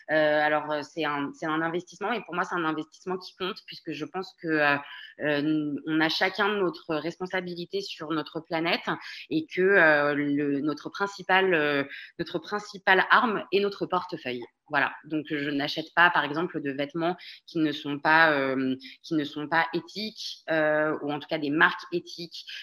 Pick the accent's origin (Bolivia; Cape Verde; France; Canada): France; moved away as an adult; je suis une vraie Française de l'étranger. Je suis partie de France à 23 ans.